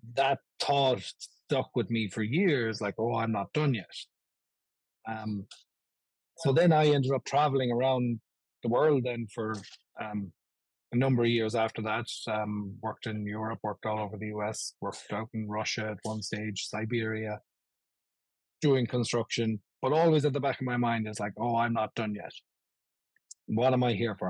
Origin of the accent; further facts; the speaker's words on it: Ireland; now in Buffalo, United States; when I was growing up in Ireland